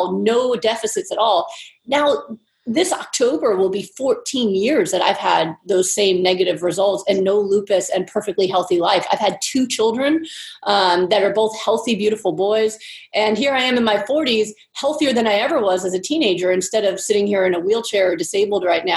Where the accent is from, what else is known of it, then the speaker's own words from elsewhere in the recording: Pennsylvania, United States; moved away as an adult; now in California, United States; I was trained and I grew up in Pennsylvania